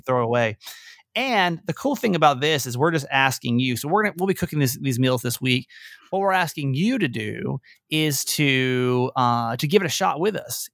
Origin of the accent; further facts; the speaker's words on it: Georgia, United States; also born or lived in Maryland; now in Baltimore, United States; my home state would be Georgia, technically